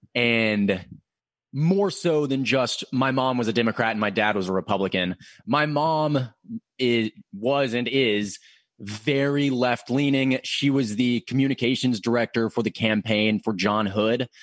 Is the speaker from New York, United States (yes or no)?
no; Murfreesboro, Tennessee, United States; moved away as an adult; now in Knoxville, United States; I am from the Nashville area. I'm from Murfreesboro